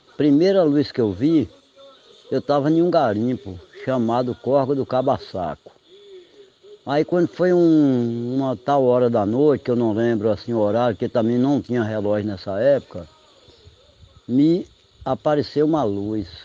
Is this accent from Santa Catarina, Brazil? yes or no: no; Igatu, Bahia, Brazil; eu sou nascido e criado em Igatu, nunca saí de lugar nenhum, para morar em lugar nenhum